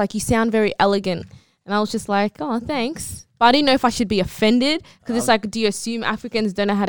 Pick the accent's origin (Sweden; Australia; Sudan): Sudan; moved away; I'm from Sudan.